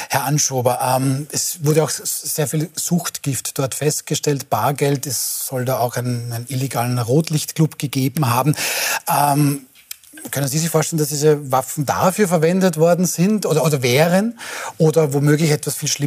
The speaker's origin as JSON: {"language": "German", "region": "Lower Austria", "country": "Austria", "said": "außer meiner einer bin Niederösterreicher"}